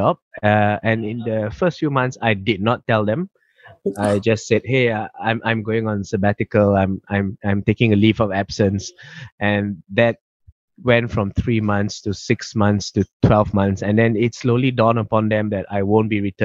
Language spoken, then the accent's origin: English; Malaysia; now in Melbourne, Australia; The thing about Malaysians is we are very passionate about our Malaysian